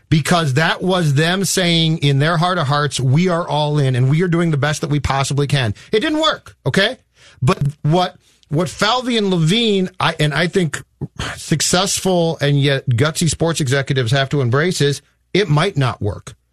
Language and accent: English; Corcoran, Minnesota, United States; I grew up in Corcoran